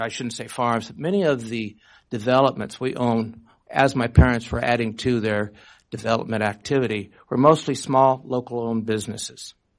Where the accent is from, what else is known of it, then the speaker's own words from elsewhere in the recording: Redmond, Washington, United States; also born or lived in Bellevue, Washington; In 1957, we also bought our home and family farm called Gunshy Manor, which is also located in Redmond. We moved from Bellevue to Redmond